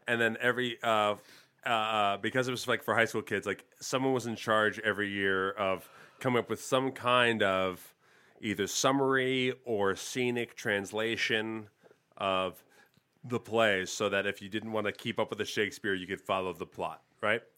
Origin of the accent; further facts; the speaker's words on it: Las Vegas, Nevada, United States; also born or lived in New York; I'm from Vegas. Uh, yeah, Vegas, Las Vegas